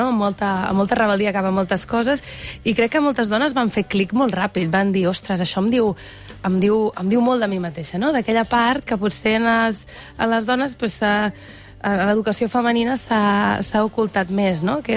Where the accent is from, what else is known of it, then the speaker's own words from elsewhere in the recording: Igualada, Catalonia, Spain; Jo sóc d'Igualada.